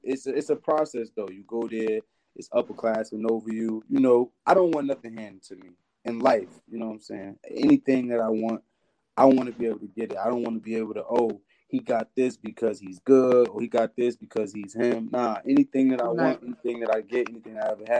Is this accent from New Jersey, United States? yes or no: yes; Elizabeth, New Jersey, United States; I'm from Elizabeth, New Jersey